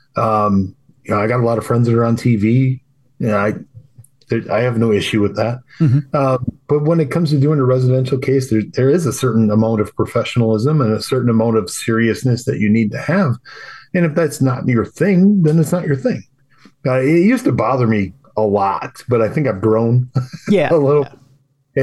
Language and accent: English; Wisconsin, United States; I'm from Wisconsin